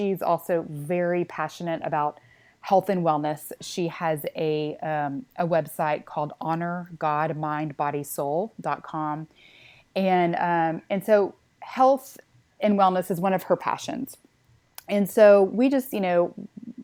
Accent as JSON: {"language": "English", "region": "Texas", "country": "United States", "accent": "Texan", "said": "mine is Texan"}